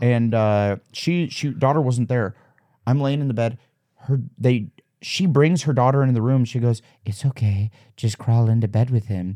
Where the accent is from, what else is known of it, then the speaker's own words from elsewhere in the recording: Omaha, Nebraska, United States; moved away as an adult; also born or lived in Waterloo, Iowa; now in Los Angeles, United States; I grew up in Wadley, Iowa till I was ten, and then we moved to Omaha, and then I, till high school, and then after I graduated, I moved to, uh, L A.